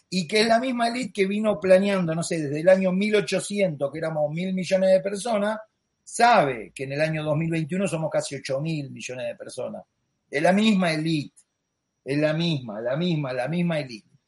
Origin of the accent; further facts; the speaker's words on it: Argentina; Lo digo yo, que vengo de una familia católica, argentino, como los españoles, que hemos sido criados con el catolicismo